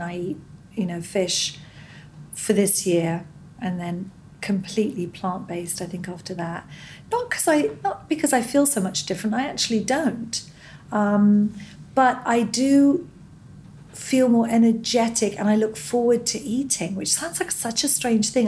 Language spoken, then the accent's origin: English; Scot, Scotland, United Kingdom; moved away as an adult; now in United States; I'm a Scot.